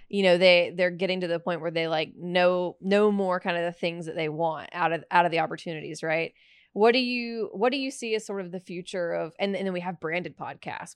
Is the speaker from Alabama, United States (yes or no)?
yes; Alabama, United States; I'm from Alabama